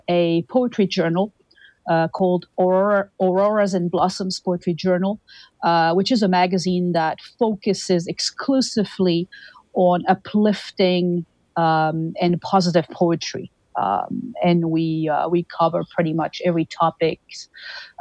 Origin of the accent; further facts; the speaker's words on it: Toulouse, Occitania, France; moved away as an adult; now in Winnipeg, Canada; I am originally from Toulouse, southern France, and I moved to Winnipeg, Canada in 2003.